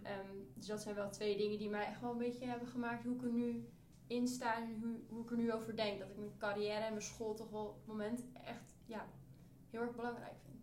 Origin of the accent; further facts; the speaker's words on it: near Utrecht, Netherlands; ik kom uit Utrecht in de buurt